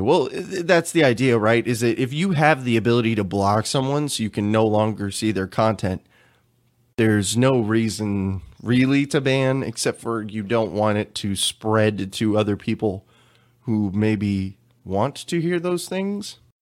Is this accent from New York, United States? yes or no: no; Texas, United States; I'm from Texas